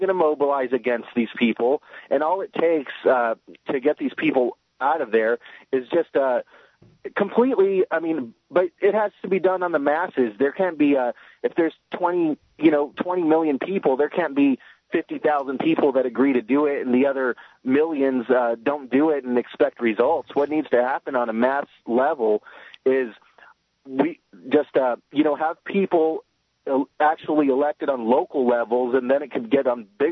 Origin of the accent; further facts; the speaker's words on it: United States; I'm an American myself, and I could tell you, I live here, I work here, I was raised here